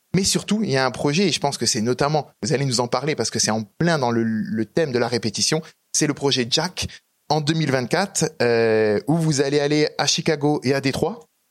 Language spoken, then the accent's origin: French; Strasbourg, Grand Est, France; je viens d'Alsace, je viens de Strasbourg